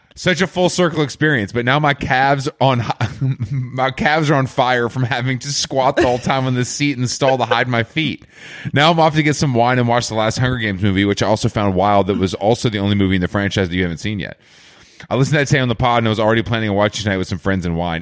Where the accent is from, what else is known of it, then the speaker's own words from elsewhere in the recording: Georgia, United States; moved away; I'm from Georgia